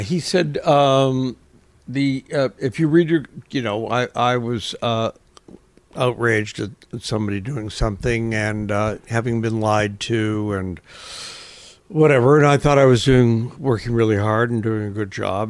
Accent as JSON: {"language": "English", "town": "Toronto", "region": "Ontario", "country": "Canada", "tie": "born or raised there", "also_born_or_lived": "London", "moved": "as an adult", "said": "when I was growing up in Toronto"}